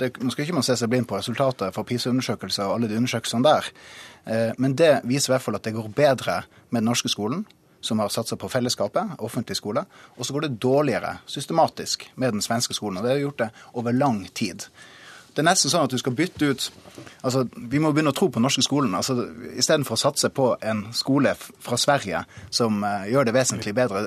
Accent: Troms, Norway; jeg kommer fra Troms

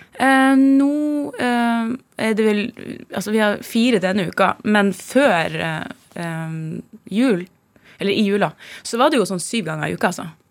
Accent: Tromsø, Troms, Norway; moved away; Jeg vokste opp i Tromsø

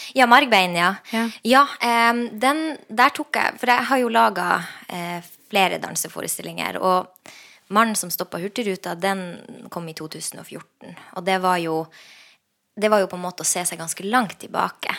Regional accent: Lakselv, Finnmark, Norway; jeg vokste opp i Lakselv

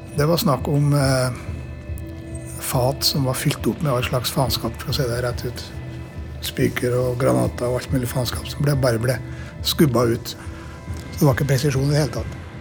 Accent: Norway; also born or lived in Namsos; hjemme i Norge

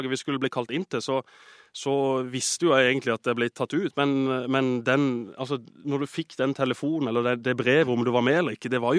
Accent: Agder, Norway; vi som er født og oppvokst på Sørlandet, det, vi er hjemmekjære

